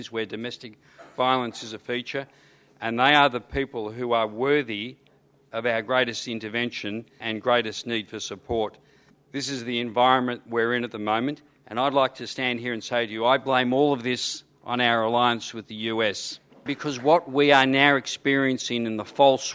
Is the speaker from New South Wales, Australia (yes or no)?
no; Footscray, Victoria, Australia; I grew up in Footscray in a housing commission estate.